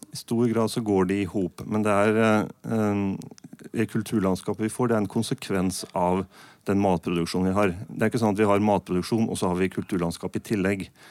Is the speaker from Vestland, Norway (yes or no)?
no; Østfold, Norway; nå kommer jeg fra Østfold, da. Jeg bor 10 km, nei, unnskyld, 5 km rett øst for Svinnsundsbrua